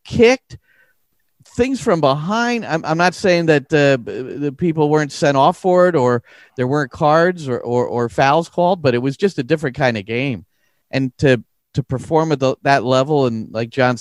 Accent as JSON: {"language": "English", "country": "United States", "tie": "born or raised there", "said": "I grew up here in the States with baseball"}